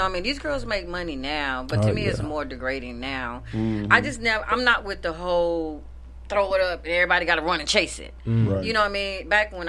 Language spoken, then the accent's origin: English; the South, United States; I'm from the South.